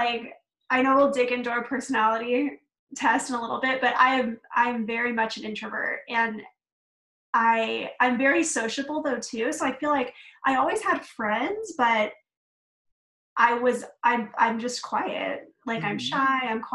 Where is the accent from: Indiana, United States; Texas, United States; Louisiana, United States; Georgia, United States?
Texas, United States; Dallas; moved away as an adult; now in Phoenix, United States; I am originally from Texas. So I actually grew up in the Dallas area